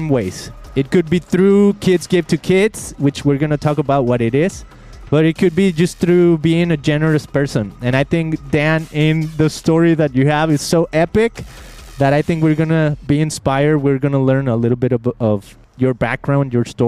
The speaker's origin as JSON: {"language": "English", "country": "Mexico", "moved": "yes", "lives_now": "United States", "said": "I came to America, I'm from Mexico"}